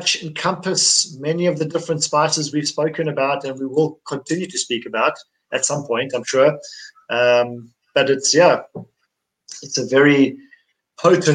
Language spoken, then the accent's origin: English; Durban, KwaZulu-Natal, South Africa; I grew up in Durban where we eat curry all our lives. We grow up on it